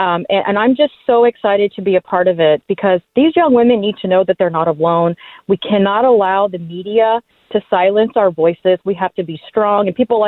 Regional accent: Texas, United States; And I'm so excited to be back in my home state of Texas

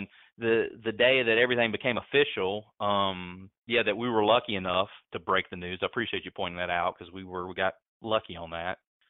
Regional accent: Alamance County, North Carolina, United States; accent: Mebane; as a young fellow growing up in Alamance County

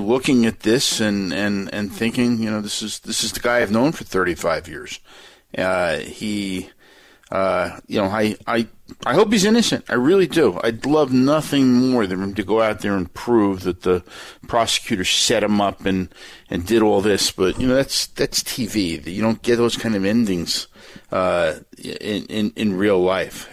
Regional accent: New Jersey, United States; I'm from New Jersey

